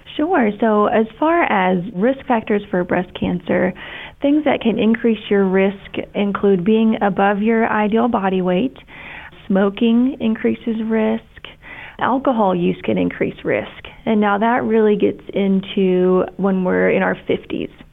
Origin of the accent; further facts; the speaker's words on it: Kentucky, United States; moved away as an adult; also born or lived in Ohio / Tampa, Florida; I'm from Kentucky originally.